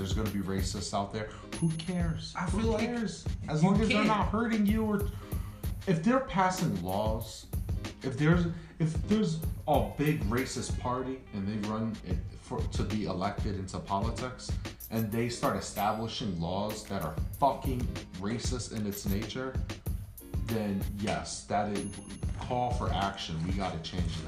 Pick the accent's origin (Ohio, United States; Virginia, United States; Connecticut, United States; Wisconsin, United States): Connecticut, United States; Hartford; I'm white, but I grew up in Hartford